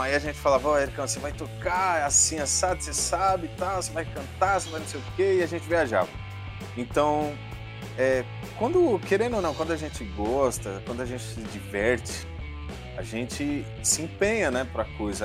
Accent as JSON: {"language": "Portuguese", "region": "São Paulo", "country": "Brazil", "tie": "born or raised there", "said": "eu sempre fui aqui de São Paulo. Então um pedaço da infância a gente cresceu junto"}